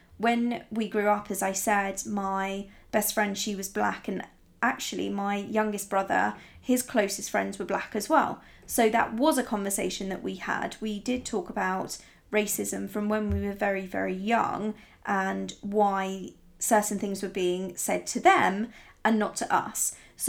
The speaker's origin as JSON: {"language": "English", "country": "Italy", "tie": "born or raised there", "said": "But growing up in Italy, I remember I was the only blonde in my entire school, not just my class, but in my entire school. I was the only blonde, and I was the only one who was blue-eyed, and I was the only foreigner."}